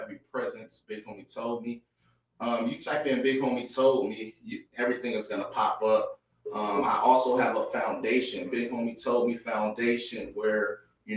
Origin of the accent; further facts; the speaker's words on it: San Francisco, California, United States; I grew up in Hunters Point, San Francisco